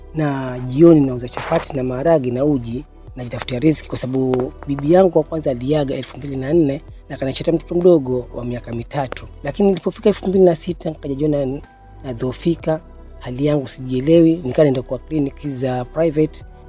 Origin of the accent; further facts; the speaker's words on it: Tezo, Kilifi County, Kenya; also born or lived in Shauri Moyo, Mkomani (ancestral); kutoka Tezo, ni Kilifi North sub Tezo ni kwa hali ambako baba yetu alihamia